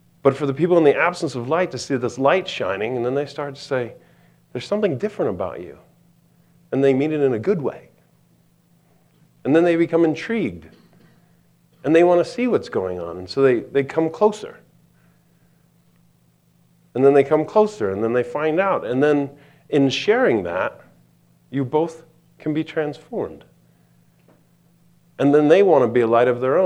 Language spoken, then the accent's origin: English; East Coast, United States; now in Montana, United States; I'm from the East Coast